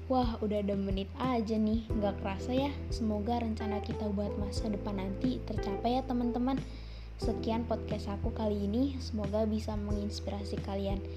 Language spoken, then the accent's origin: Indonesian; Bandar Lampung, Lampung, Indonesia; Aku dari Bandar Lampung.